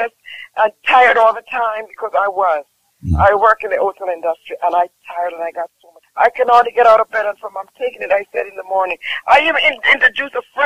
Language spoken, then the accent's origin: English; Jamaica; moved away; I'm from Jamaica.